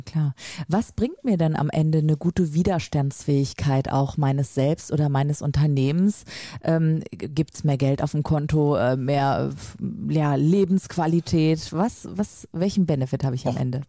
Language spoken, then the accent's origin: German; Lübeck, Schleswig-Holstein, Germany; bei uns in Lübeck